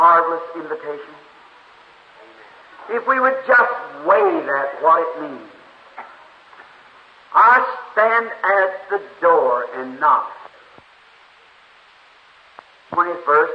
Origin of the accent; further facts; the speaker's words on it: Jeffersonville, Indiana, United States; I'm from Jeffersonville, Indiana.